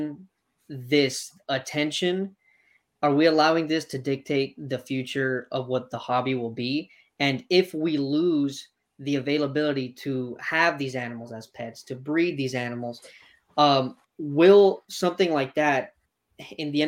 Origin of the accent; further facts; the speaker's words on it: Miami, Florida, United States; I'm from Miami, so I'm from the root of the problem